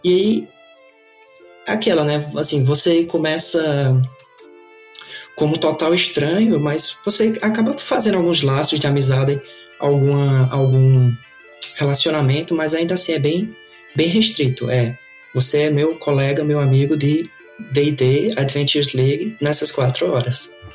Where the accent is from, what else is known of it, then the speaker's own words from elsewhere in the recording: Campina Grande, Paraíba, Brazil; moved away as an adult; now in Canada; nasci em Campina Grande, Paraíba. É, fui criado, criado lá